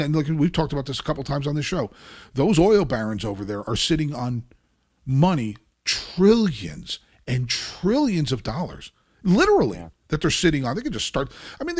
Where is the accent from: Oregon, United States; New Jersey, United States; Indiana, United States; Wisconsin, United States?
New Jersey, United States; Kearny; Kearney, that my hometown